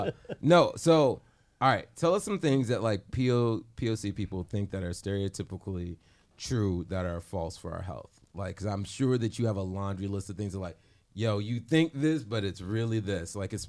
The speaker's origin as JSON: {"language": "English", "town": "Chicago", "region": "Illinois", "country": "United States", "said": "I'm also from Chicago."}